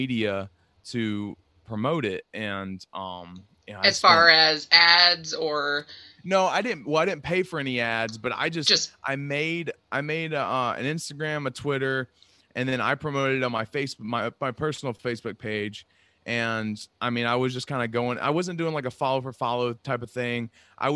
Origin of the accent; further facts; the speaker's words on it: North Carolina, United States; now in Long Island, United States; I'm from North Carolina, but I live on Long Island.